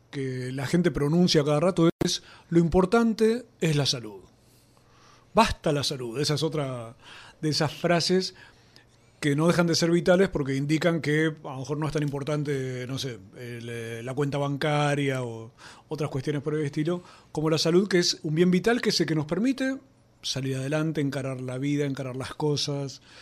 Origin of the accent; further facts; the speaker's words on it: Argentina; si llegara aquí algún marciano, como somos tantos argentinos a veces con estos temas tan cruciales